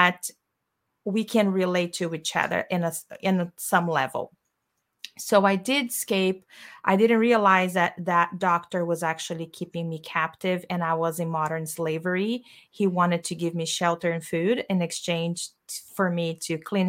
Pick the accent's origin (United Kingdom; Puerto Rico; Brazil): Brazil; English is a second language; moved away as an adult; I am from Brazil and I came here, as you said, I had $200 in my pocket.